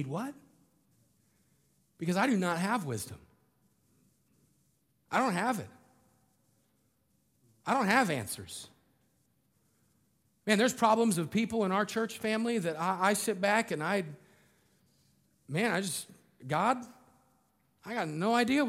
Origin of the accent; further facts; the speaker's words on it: Colorado, United States; I grew up in Colorado